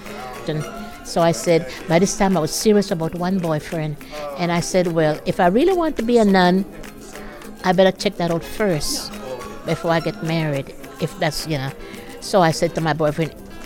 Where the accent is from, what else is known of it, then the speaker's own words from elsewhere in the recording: Belize; moved away as an adult; now in Baltimore, United States; Originally, I'm from Belize, Central America